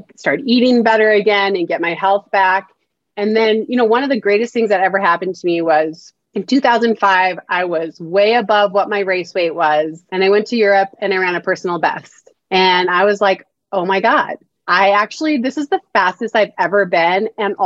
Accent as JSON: {"language": "English", "country": "United States", "tie": "born or raised there", "said": "I grew up in America."}